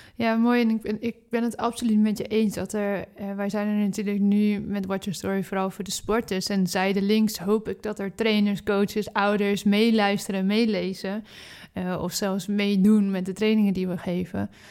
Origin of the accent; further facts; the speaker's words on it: Netherlands; We zijn in Nederland natuurlijk opgegroeid met brood, brood, brood, brood, brood